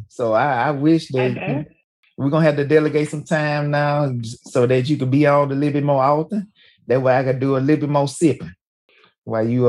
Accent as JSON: {"language": "English", "region": "Alabama", "country": "United States", "said": "In Alabama, we don't have no Reyes."}